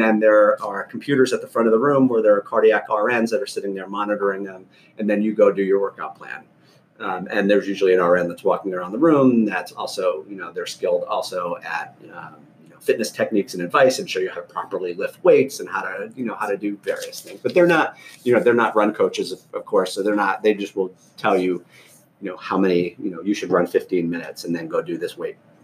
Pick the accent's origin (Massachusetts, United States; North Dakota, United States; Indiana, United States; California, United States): Massachusetts, United States; Fall River; now in Washington, D.C. area, United States; I grew up about 50 miles south of Boston in an old blue-collar mill town called Fall River, Massachusetts